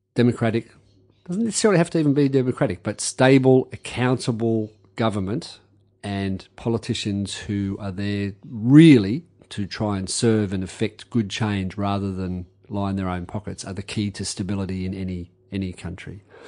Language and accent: English; Campbelltown, New South Wales, Australia; It was Campbelltown. We were on the edge of Sydney